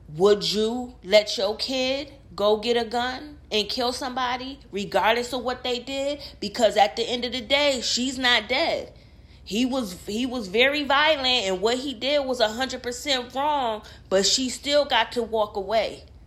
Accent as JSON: {"language": "English", "town": "Rochester", "region": "New York", "country": "United States", "said": "I'm from Rochester, New York"}